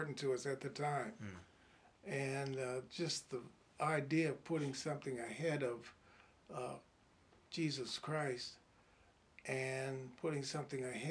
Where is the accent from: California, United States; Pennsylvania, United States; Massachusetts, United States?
Pennsylvania, United States; Pittsburgh; We're from Pittsburgh